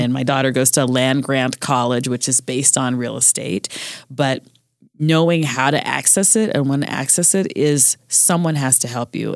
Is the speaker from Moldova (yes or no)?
no; Jamaica; also born or lived in Colorado; I'm Jamaican